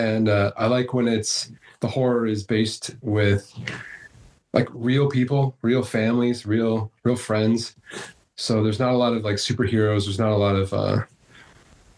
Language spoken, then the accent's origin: English; Canada; I'm Canadian. Grew up in Canada.